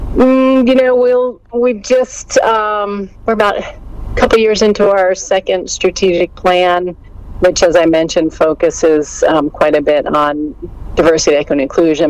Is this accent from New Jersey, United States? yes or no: yes; New Jersey, United States; moved away as an adult; I grew up in New Jersey.